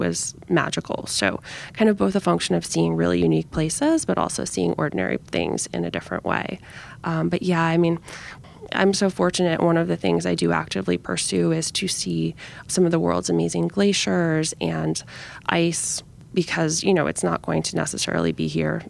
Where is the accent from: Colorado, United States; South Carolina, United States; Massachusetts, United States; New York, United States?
New York, United States; also born or lived in Geneva; So kind of starting in New York, my hometown, and then ending up in Geneva, which has been a great swim destination for me.